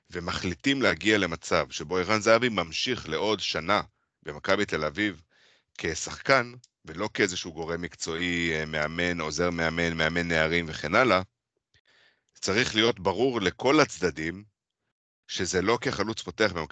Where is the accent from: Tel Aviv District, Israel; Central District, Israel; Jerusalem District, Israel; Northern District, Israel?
Central District, Israel; Petah Tikva; יש לי סוף ספוט להפועל פתח תקווה, כי, כי גדלתי בפתח תקווה.